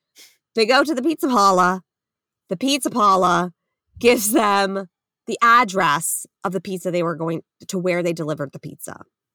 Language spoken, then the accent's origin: English; Long Island, New York, United States; accent: Long Island; burnt listeners know I'm from Long Island and love my Long Island accent.